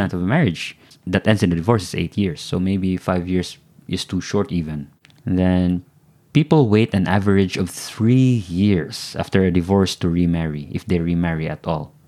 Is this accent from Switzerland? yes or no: no; Philippines